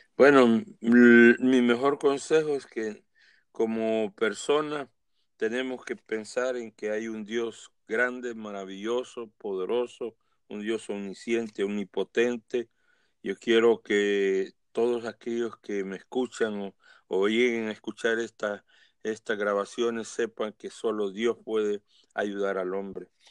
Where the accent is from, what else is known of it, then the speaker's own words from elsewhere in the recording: El Salvador; en mi país, El Salvador